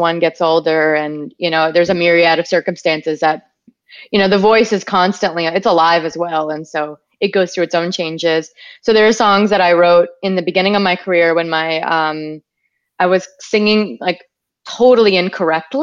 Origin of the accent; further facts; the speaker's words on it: Wisconsin, United States; my experience growing up in Wisconsin in the woods.